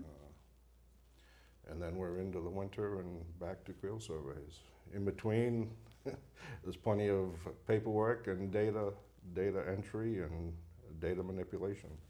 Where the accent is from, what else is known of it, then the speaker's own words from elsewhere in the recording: Bangor, Maine, United States; I was born and raised in Bangor, Maine